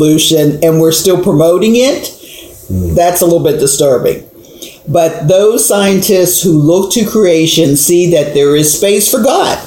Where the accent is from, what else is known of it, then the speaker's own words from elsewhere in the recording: Pittsburgh, Pennsylvania, United States; growing up in Hazelwood in Pittsburgh, Pennsylvania